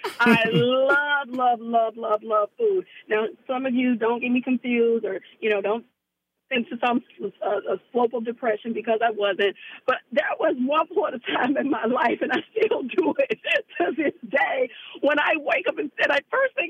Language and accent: English; Memphis, Tennessee, United States; And I'm from the South, like I said, from Memphis.